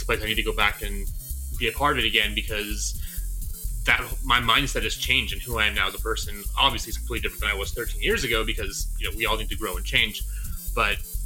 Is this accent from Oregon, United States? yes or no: no; Southern California, United States; also born or lived in Utah; now in Salt Lake City, United States; I grew up in Southern California